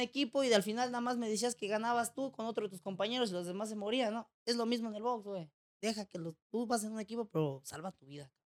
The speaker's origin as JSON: {"language": "Spanish", "country": "Mexico", "tie": "born or raised there", "moved": "as an adult", "lives_now": "Tijuana, Mexico", "said": "Crecí en un pueblo donde, pues, prácticamente todos nos conocíamos, la mayoría"}